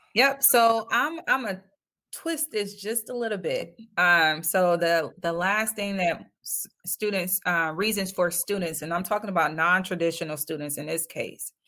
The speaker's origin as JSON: {"language": "English", "town": "Detroit", "region": "Michigan", "country": "United States", "said": "I'm from Detroit"}